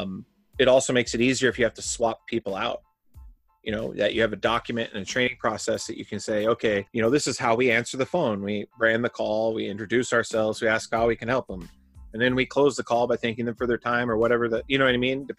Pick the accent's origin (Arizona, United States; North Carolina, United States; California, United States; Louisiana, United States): Arizona, United States; moved away; I'm from Arizona